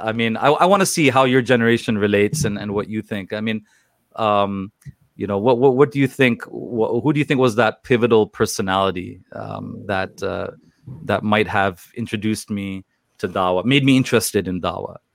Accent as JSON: {"language": "English", "town": "Toronto", "region": "Ontario", "country": "Canada", "tie": "born or raised there", "said": "I was born and raised in Toronto, Canada"}